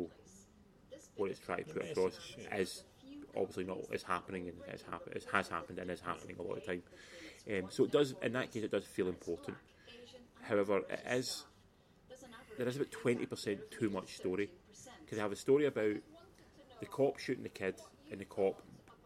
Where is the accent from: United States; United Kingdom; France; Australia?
United Kingdom; North Ayrshire, Scotland; I'm from North Ayrshire